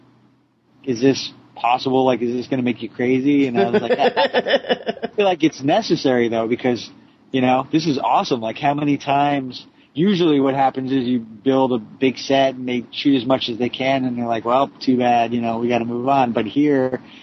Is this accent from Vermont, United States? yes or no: no; New Jersey, United States; I'm from Jersey